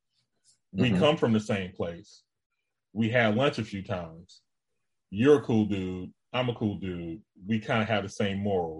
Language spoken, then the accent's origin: English; Los Angeles, California, United States; I grew up in Watts.